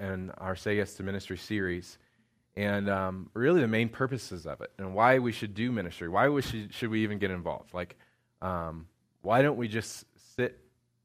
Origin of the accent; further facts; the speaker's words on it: Indiana, United States; moved away; Indiana, which is where I'm from